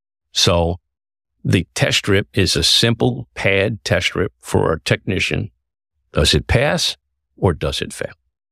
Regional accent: New York City, New York, United States; Bronx, born and raised.

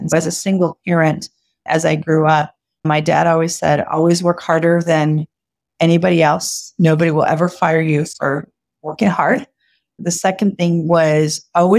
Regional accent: California, United States; born and raised in California from a Mexican father and a Japanese mother.

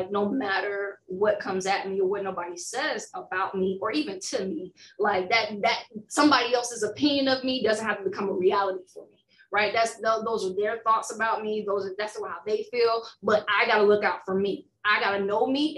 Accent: Alabama, United States; Alabama bred me, raised and bred

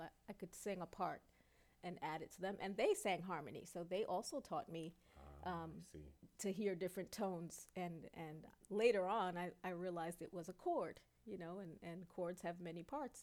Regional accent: New York City, New York, United States; also born or lived in Brooklyn; I grew up uh, in Queens, although I was born in Brooklyn, and you know we went back and forth, Brooklyn and Queens

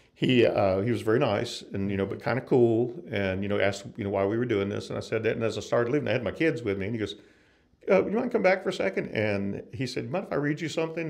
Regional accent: North Florida, United States; moved away; I'm from Florida originally, North Florida, and uh, grew up there

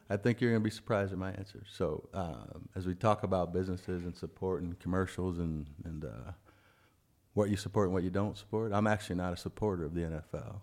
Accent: Iowa, United States; we're all from Iowa

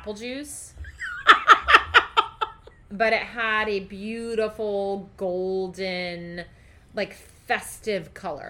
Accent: Brazil; moved away; About my home country.

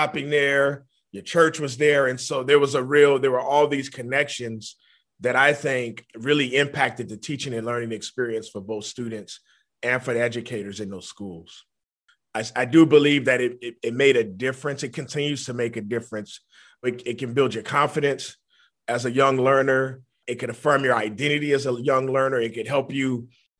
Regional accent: New Orleans, Louisiana, United States; I was born in New Orleans, Louisiana, in the Ninth Ward in particular

